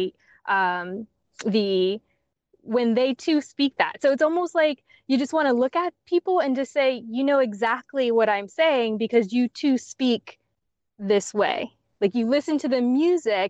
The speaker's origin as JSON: {"language": "English", "region": "South Carolina", "country": "United States", "said": "I'm from South Carolina."}